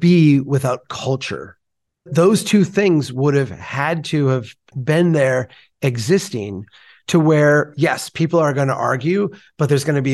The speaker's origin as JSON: {"language": "English", "region": "Minnesota", "country": "United States", "said": "as a Minnesotan"}